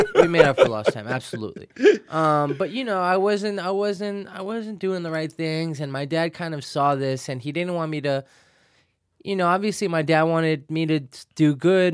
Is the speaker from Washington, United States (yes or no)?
no; New York City, New York, United States; also born or lived in Financial District, Manhattan; grew up in Williamsburg, Brooklyn